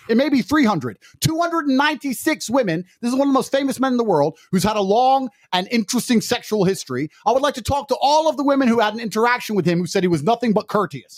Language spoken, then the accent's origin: English; United Kingdom; I'm actually British